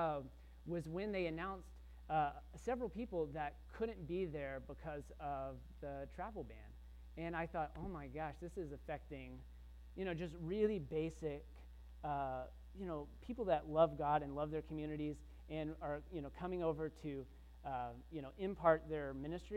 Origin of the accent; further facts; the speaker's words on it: Texas, United States; I grew up in Texas, but I didn't grow up in a farm.